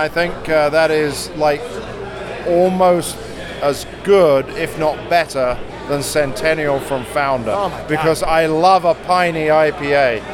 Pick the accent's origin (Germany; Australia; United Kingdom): United Kingdom; now in United States; I'm the Brit.